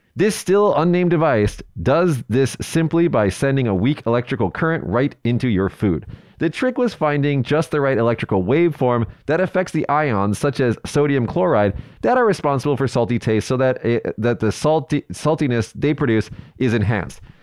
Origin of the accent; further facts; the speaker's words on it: Las Vegas, Nevada, United States; I'm from Vegas